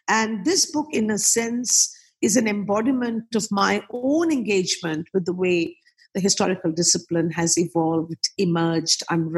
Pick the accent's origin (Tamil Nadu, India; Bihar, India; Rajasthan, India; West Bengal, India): West Bengal, India; Kolkata; I was born and brought up in Calcutta, did most of my education in Calcutta, Calcutta University, and an important university in West Bengal. So I'm a sort of homespun product.